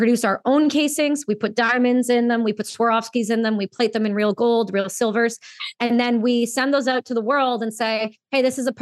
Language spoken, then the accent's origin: English; Canada; Being a Canadian veteran